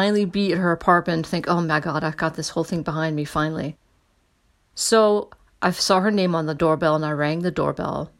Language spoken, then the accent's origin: English; United States; I'm an American